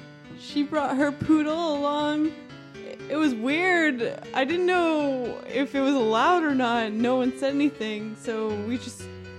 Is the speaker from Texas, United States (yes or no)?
yes; Texas, United States; moved away; also born or lived in Canada; I am from Texas. I mean, I was born in Canada. I lived in Texas for a long time, so I identify with a lot of Texas stuff.